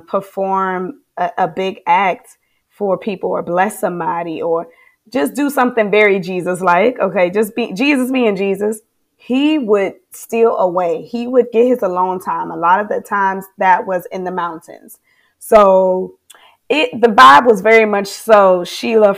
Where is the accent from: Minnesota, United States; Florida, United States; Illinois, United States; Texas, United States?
Florida, United States; moved away as an adult; now in Charlotte, United States; I'm from Florida, baby.